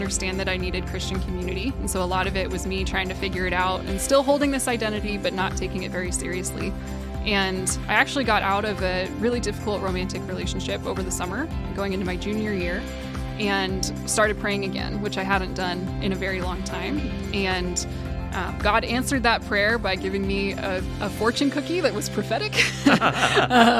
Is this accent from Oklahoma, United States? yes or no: no; Monroe, Washington, United States; I grew up in the Snohomish area, Monroe specifically